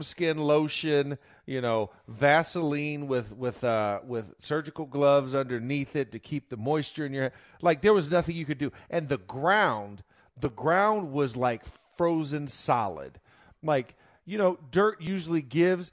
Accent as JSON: {"language": "English", "region": "Florida", "country": "United States", "said": "I'm from Florida"}